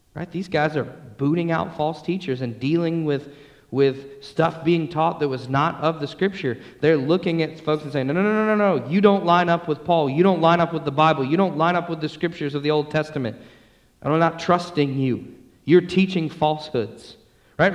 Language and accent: English; Atlanta, Georgia, United States; I grew up in Atlanta, Georgia